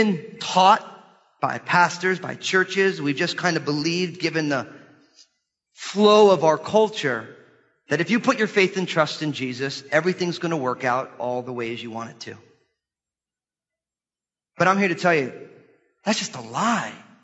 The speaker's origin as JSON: {"language": "English", "country": "United States", "said": "American Christians"}